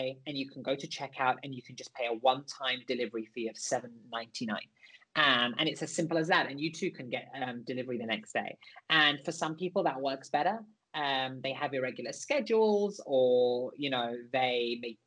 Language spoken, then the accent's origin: English; London, United Kingdom; I grew up in East and North London.